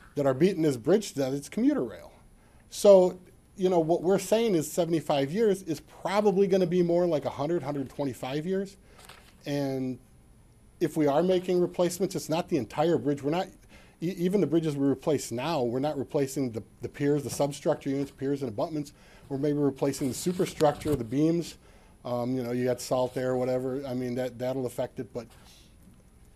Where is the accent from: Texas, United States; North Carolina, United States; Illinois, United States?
Illinois, United States; Chicago; I'm from Chicago